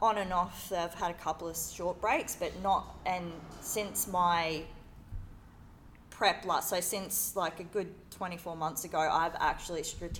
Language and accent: English; Australia; I am a PT from Australia